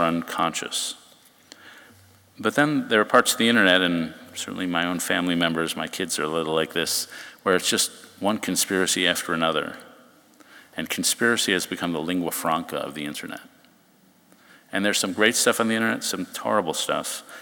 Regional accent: New York, United States; also born or lived in Chicago; I grew up in New York

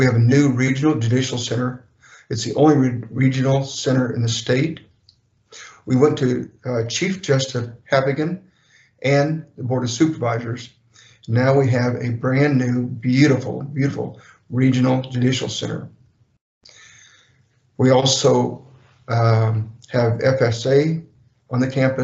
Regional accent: Broken Bow, Nebraska, United States; Broken Bow, my hometown

